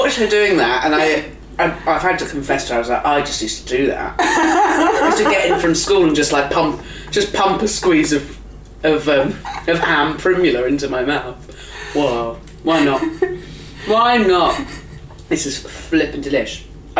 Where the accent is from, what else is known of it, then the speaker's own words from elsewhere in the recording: India; I'm Indian.